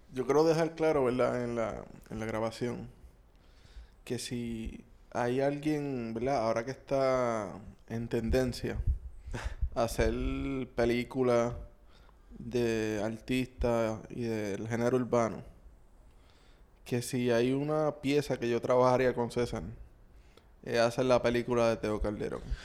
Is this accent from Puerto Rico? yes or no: yes; Puerto Rico; como puertorriqueños